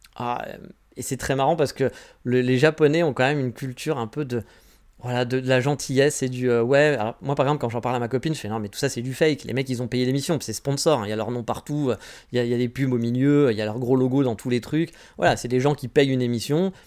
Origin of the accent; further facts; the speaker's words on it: France; moved away as an adult; now in Japan; je suis né en France